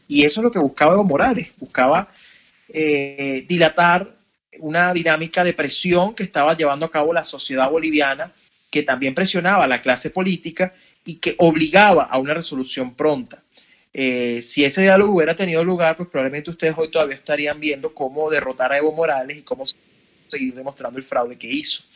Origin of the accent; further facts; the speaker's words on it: Venezuela; no pude crecer en mi niñez total o mi adolescencia en un país donde yo realmente podía haber sido libre